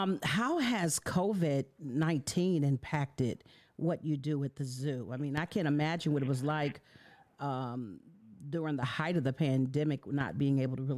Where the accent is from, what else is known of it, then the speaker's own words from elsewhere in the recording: Bay Area, California, United States; I'm from the Bay Area